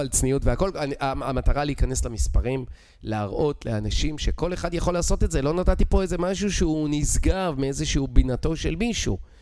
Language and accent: Hebrew; Israel; accent: Israeli; moved away as an adult; יש לי מבטא ישראלי